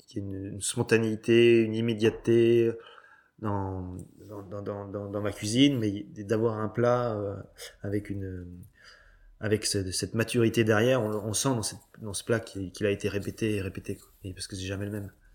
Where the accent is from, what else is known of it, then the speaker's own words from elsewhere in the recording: Cancale, Brittany, France; c'est le caillou de Cancale, parce que c'est là où j'ai grandi